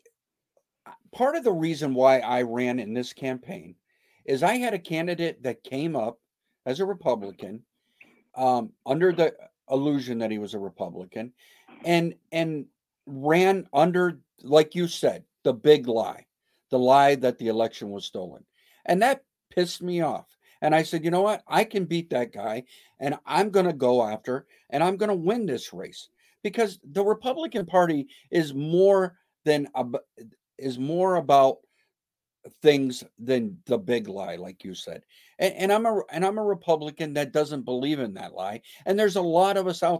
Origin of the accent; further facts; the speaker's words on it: Lowell, Massachusetts, United States; also born or lived in Cleveland; now in Salisbury, United States; I grew up in Lowell and I grew up in Cleveland part time